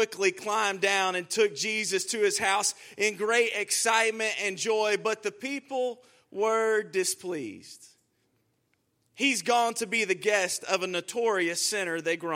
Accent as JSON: {"language": "English", "town": "Houston", "region": "Texas", "country": "United States", "said": "I'm from Houston, Texas."}